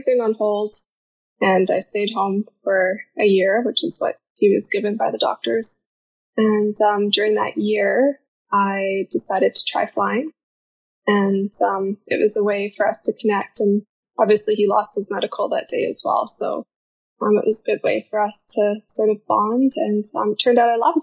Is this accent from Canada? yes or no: yes; Whistler, British Columbia, Canada; I'm from Whistler, British Columbia